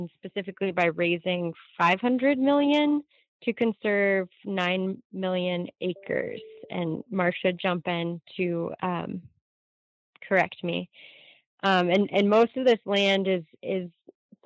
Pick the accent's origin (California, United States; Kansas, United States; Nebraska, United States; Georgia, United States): California, United States; in my hometown, we have a ton of Scotch broom, and a lot of Medusa head and barbed goat grass on our rangelands. And those are plants that are never going to leave the landscape in California